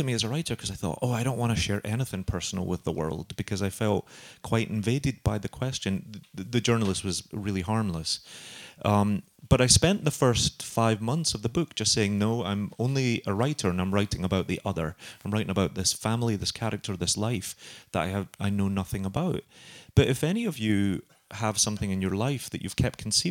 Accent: Glasgow, Scotland, United Kingdom; moved away as an adult; now in New York, United States; I've lived in New York since 2000, but I'm from Glasgow. My family still live on the streets that I write about

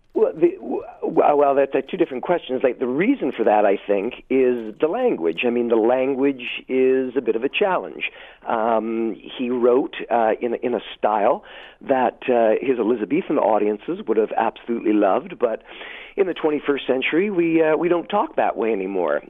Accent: Hamilton, Ontario, Canada; moved away as an adult; also born or lived in Toronto / Montreal; I was born and raised in Hamilton and Westdale

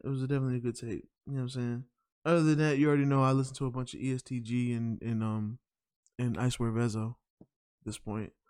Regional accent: New York, United States; I'm from New York

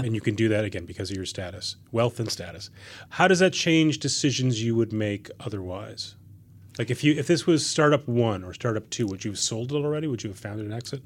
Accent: Minnesota, United States; moved away; I'm from Minnesota

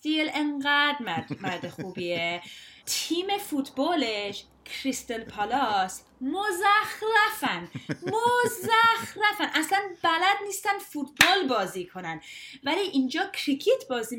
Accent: London, United Kingdom; also born or lived in Stonebridge, Brent; I grew up in Ealing

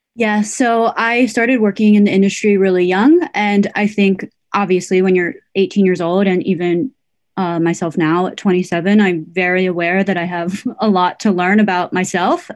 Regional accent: United States; I am Korean American

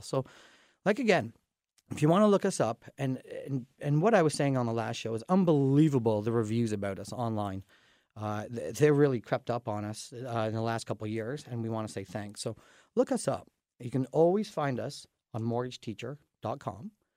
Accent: Dorchester, Ontario, Canada; we're from Dorchester

